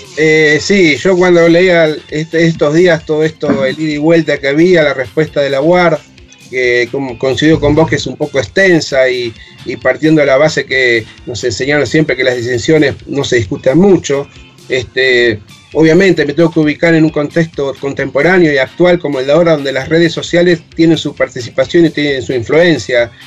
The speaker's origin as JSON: {"language": "Spanish", "country": "Argentina", "said": "soy argentino"}